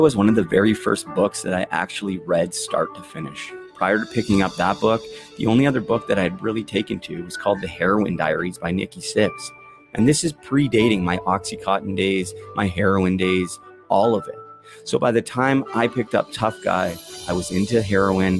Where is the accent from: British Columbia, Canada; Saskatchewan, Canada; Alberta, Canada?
British Columbia, Canada; Vancouver; My hometown, Vancouver